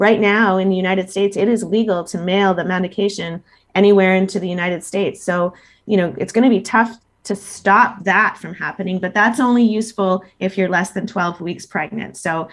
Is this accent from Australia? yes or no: no; Canada